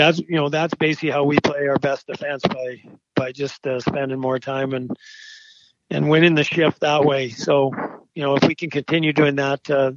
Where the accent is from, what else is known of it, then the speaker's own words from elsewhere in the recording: Edmonton, Alberta, Canada; I grew up in Edmonton.